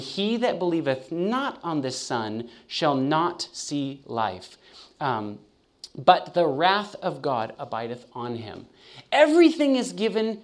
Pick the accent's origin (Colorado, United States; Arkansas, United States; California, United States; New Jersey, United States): California, United States; now in Chattanooga, United States; I'm born and raised in California